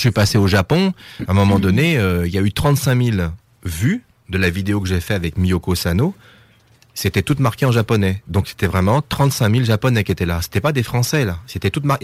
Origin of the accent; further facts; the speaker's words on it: France; je suis français